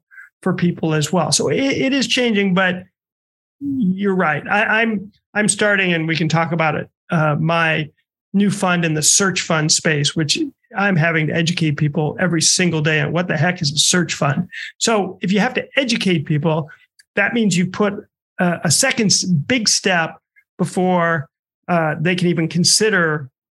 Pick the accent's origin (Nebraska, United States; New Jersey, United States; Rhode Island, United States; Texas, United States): Nebraska, United States; Omaha; moved away; I'm from Omaha